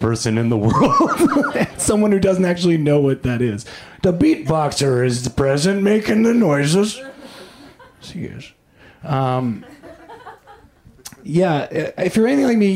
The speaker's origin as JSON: {"language": "English", "country": "Canada", "moved": "yes", "lives_now": "United States", "said": "I am an immigrant from Canada"}